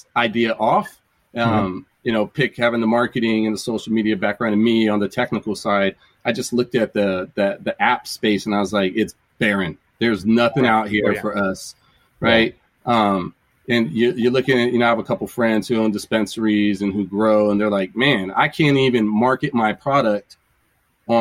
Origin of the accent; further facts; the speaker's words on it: California, United States; We grew up in that culture. We're from California.